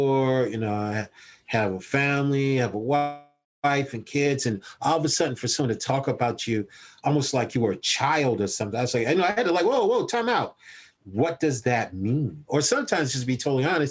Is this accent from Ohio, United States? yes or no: no; Columbia, South Carolina, United States; the lovely people of 29203. That's where I grew up